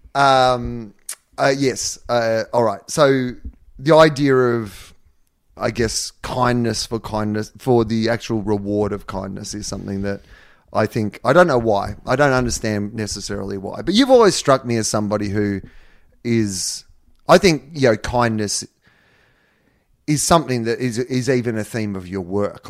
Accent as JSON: {"language": "English", "country": "Australia", "tie": "born or raised there", "moved": "yes", "said": "my hometown where I'd grown up"}